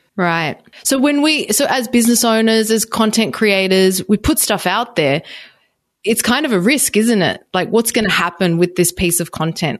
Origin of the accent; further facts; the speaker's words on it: Australia; I'm Australian